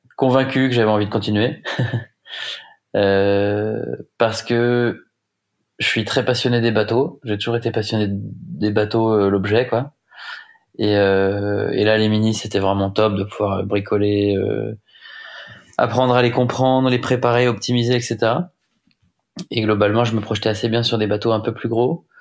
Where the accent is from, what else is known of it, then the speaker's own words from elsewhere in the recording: Rennes, Brittany, France; je suis breton, j'ai grandi à Rennes